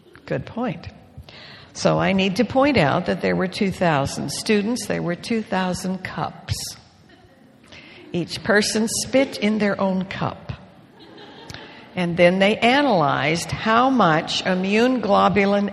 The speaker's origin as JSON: {"language": "English", "country": "Canada", "tie": "born or raised there", "moved": "yes", "said": "I grew up with Leroy in Canada when I was a girl"}